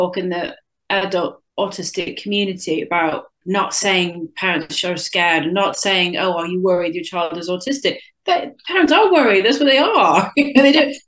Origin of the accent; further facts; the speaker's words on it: United States; moved away as an adult; now in North Somerset, United Kingdom; I'm originally American and I've been in the UK for 21 years, and I currently live just outside of Bristol in North Somerset.